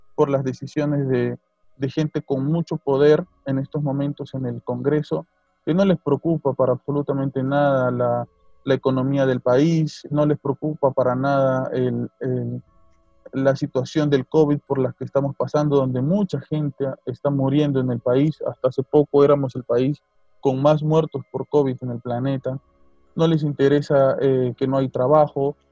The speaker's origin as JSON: {"language": "Spanish", "country": "Peru", "said": "nosotros como peruanos"}